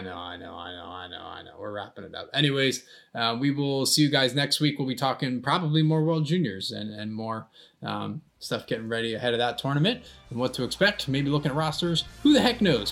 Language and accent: English; United States; I'm an American